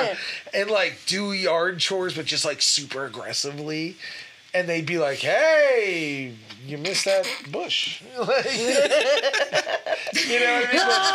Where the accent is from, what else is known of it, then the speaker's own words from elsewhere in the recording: United States; Oh, I'm super American.